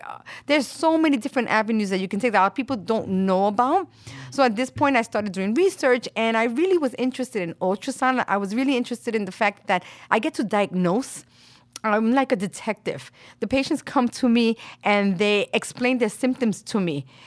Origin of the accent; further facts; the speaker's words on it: New York City, New York, United States; also born or lived in Puerto Rico (family origin); my family is from Puerto Rico. I was born and raised here in Brooklyn, in Williamsburg